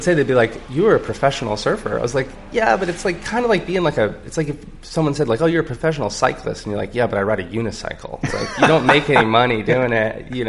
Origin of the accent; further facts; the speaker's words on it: Florida, United States; just a little kid growing up on the Gulf Coast of Florida. We rode, like, little, you know, BMX bikes down to the beach and rode skimboards all day.